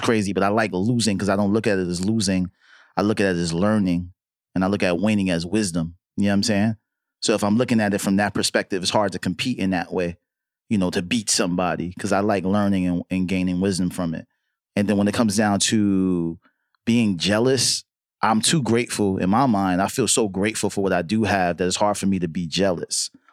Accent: New York City, New York, United States; I'm from Harlem, right? So being from Harlem

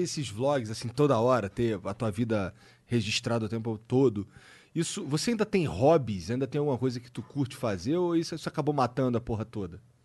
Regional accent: Rio de Janeiro, Brazil; eu sou carioca

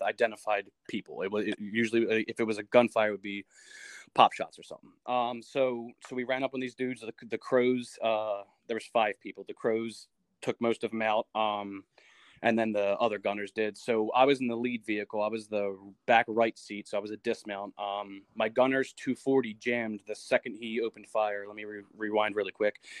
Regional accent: New Jersey, United States; I'm from New Jersey, so I grew up in South Jersey, about um 20 minutes from Philadelphia.

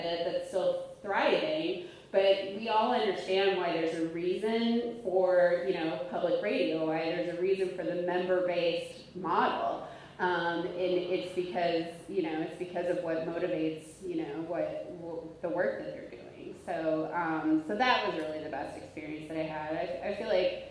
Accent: Omaha, Nebraska, United States; moved away as an adult; also born or lived in New York City; I'm from Omaha too

